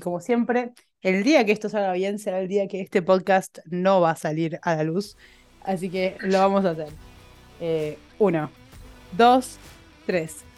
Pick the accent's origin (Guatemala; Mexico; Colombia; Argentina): Argentina